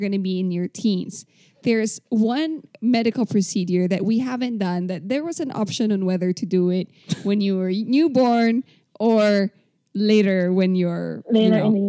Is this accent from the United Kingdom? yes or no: no; Philippines; We're Filipino